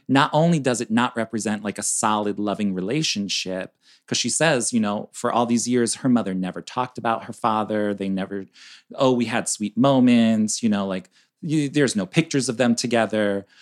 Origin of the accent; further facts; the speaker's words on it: Chicago, Illinois, United States; we're from Chicago, so we're up north